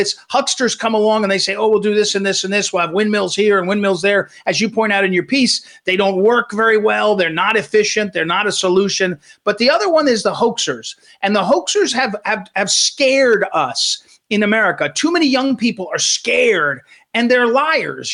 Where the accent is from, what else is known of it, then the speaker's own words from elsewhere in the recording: Missouri, United States; Missouri, my home state